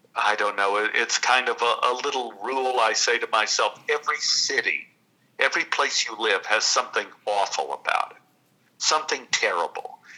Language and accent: English; Dallas, Texas, United States; I grew up in Oak Cliff, which is right outside of Dallas